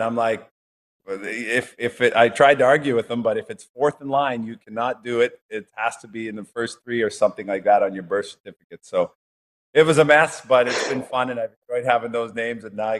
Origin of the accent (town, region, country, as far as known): St. Albert, Alberta, Canada; born or raised there; also born or lived in Edmonton